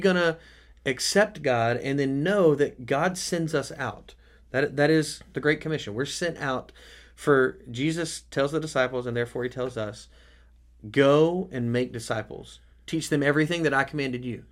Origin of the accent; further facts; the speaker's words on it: United States; the American church